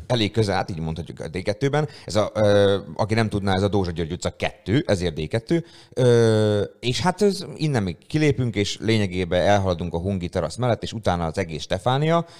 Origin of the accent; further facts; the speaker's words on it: Szeged, Csongrád-Csanád, Hungary; a szegediek vagyunk érzés